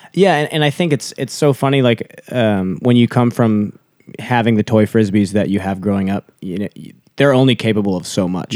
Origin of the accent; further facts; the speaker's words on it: United States; growing up in the States